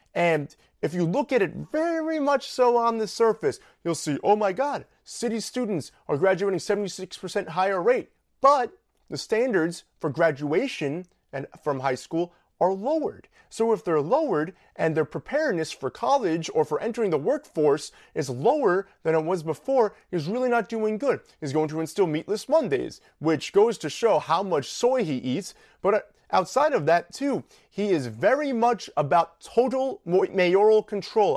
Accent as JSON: {"language": "English", "area": "Long Island", "region": "New York", "country": "United States", "tie": "born or raised there", "said": "I grew up on Long Island in a pretty well to do neighborhood"}